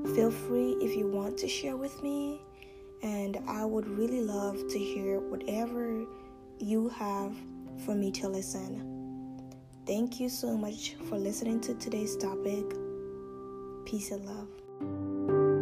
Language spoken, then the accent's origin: English; Ghana; moved away; I was born and raised in Ghana for the most part of my life